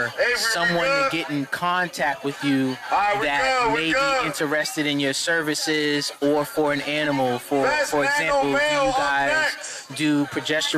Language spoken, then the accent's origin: English; New York City, New York, United States; now in Dutchess County, United States; I'm in Dutchess County. I'm from Queens. I'm from Southside